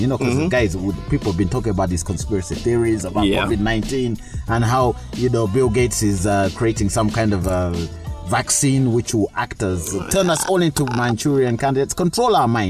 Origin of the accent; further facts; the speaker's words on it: Kabale, Western Region, Uganda; I'm from Kabale.